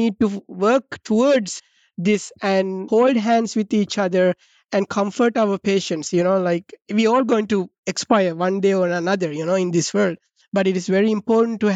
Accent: Sri Lanka; now in Boston, United States; I'm from Sri Lanka, you know, which is a collectivistic society where we live with our parents until we are 70 years old

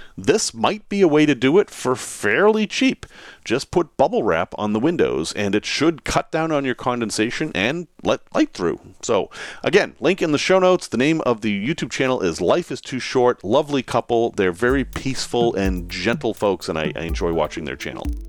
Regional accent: New England, United States; I grew up in New England

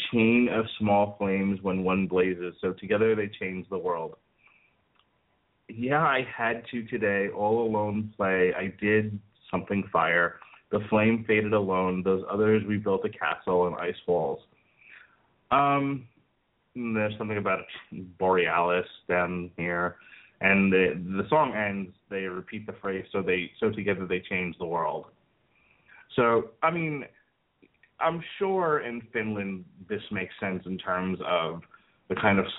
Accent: New York, United States; moved away; also born or lived in Florida; And I grew up in New York, and none of the homes that I lived in New York, and there were two of them, had fireplaces

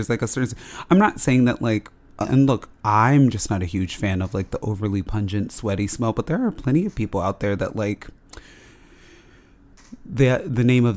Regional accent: Las Vegas, Nevada, United States; We grew up in Las Vegas, so it was always like summer weather outside.

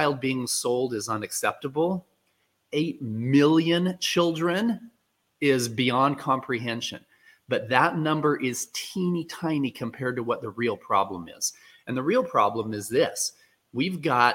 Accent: Utah, United States; I was born in Utah

